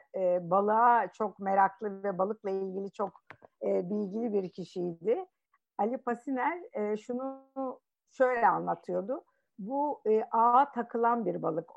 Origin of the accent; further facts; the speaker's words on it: Istanbul, Turkey; also born or lived in Kırklareli; ben e, Kırklareli kökenli bir ailenin kızıyım. E, İstanbul'da doğdum